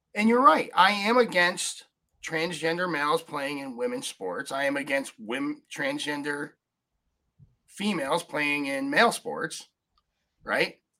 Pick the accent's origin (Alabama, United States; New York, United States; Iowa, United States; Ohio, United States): New York, United States; upstate; i grew up in upstate new york 5001 people in my hometown